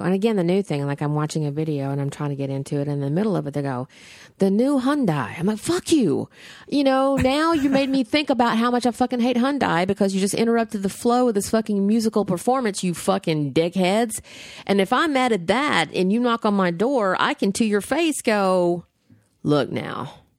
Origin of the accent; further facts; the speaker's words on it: the South, United States; I grew up in the South. I have been the person on the other side of the door.